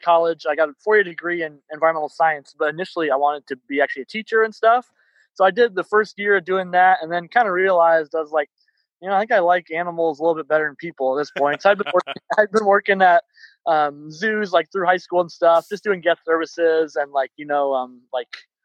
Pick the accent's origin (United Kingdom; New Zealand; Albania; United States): United States; Iowa; moved away as an adult; now in Oregon, United States; I'm from Iowa originally